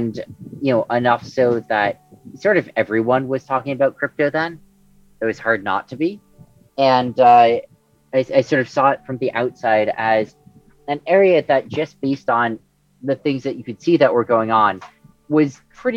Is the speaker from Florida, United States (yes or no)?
no; Stanford, California, United States; I grew up in Stanford, California, and my parents were law professors at Stanford